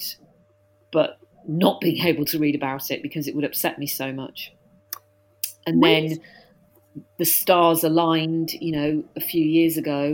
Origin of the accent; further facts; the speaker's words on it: West Midlands near Birmingham, United Kingdom; moved away as an adult; also born or lived in York / Wolverhampton / Newcastle upon Tyne; now in London, United Kingdom; I was born in York, but I was brought up in the West Midlands near Birmingham.